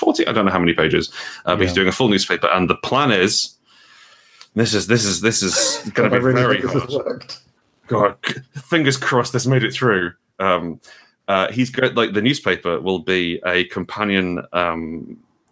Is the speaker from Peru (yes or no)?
no; Portugal; moved away; I grew up in Portugal